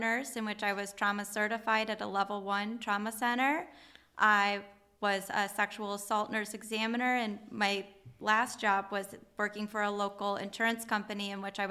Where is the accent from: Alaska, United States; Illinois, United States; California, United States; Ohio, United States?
Ohio, United States; Oregon; also born or lived in Woodville, Ohio; I grew up in Oregon, Ohio. I lived near Maumee Bay and enjoyed riding my bike there with family and friends. And I lived there up until the seventh grade